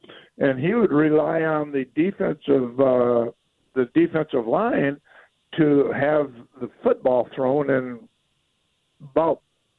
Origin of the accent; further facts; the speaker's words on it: Iowa, United States; Not Iowa. I'm from Iowa. It was in Iowa.